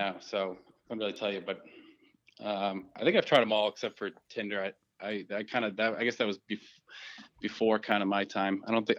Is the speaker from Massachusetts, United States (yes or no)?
yes; Walpole, Massachusetts, United States